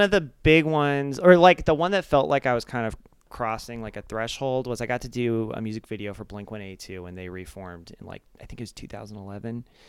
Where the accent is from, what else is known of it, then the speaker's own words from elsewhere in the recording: Arizona, United States; moved away as an adult; also born or lived in Japan / Flagstaff, Arizona / New York / Los Angeles; then we moved to Arizona, and, um, so I, I grew up in, like, a suburb in Arizona